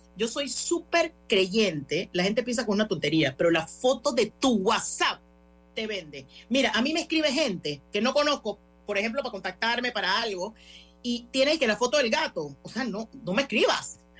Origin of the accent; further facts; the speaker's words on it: Panama; yo vengo aquí con mi otro acento y panameña